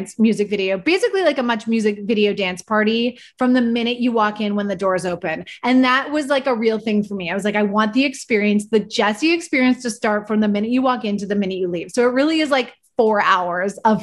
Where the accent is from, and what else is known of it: Vancouver, British Columbia, Canada; born or raised there; moved away